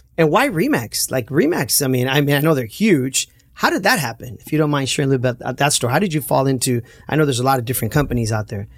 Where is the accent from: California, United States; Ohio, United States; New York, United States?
California, United States; Santa Ana; Growing up in Santana, a lot of our friends, you know, ended up at Century High School